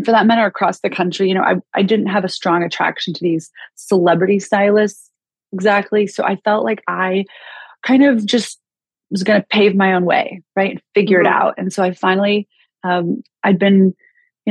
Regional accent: Kansas City, United States; also born or lived in Chicago; now in Los Angeles, United States; I grew up in Kansas City, spent 22 years in Chicago, and now I just moved to Los Angeles January 1st

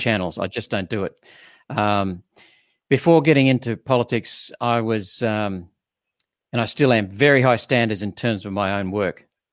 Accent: Queensland, Australia; being a Queenslander

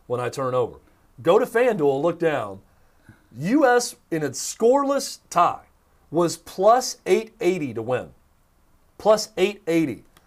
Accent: United States; I am an American

